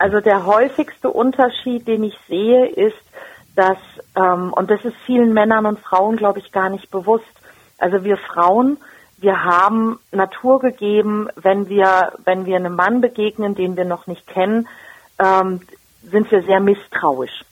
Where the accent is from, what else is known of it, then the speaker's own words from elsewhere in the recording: Germany; bei uns in Deutschland